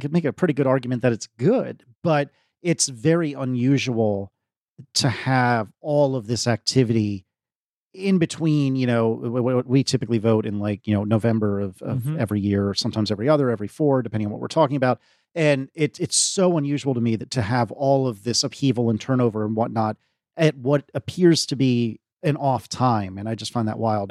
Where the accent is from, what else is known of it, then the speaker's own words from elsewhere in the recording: United States; as an American